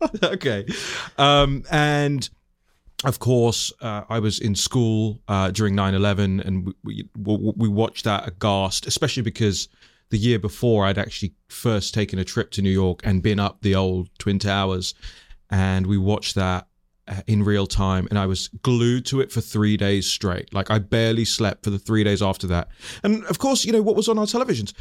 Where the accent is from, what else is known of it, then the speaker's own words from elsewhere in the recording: London, United Kingdom; moved away; I was born and raised in West London to, um, Tanzanian, uh, Indian immigrant parents